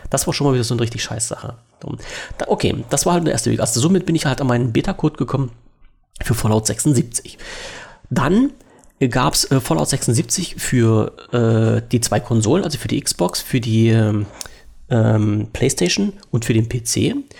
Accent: Germany; als Deutscher

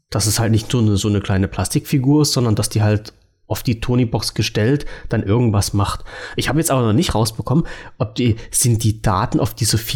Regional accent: East Germany, Germany; durfte ich ja als Ossi-Kind nicht hören.

